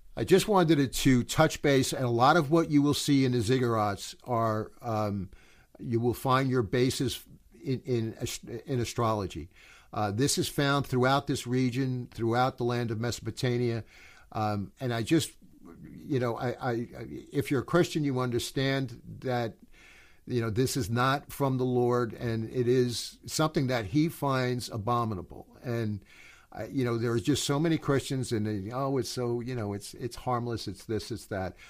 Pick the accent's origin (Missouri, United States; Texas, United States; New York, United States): New York, United States; New York City; I'm from New York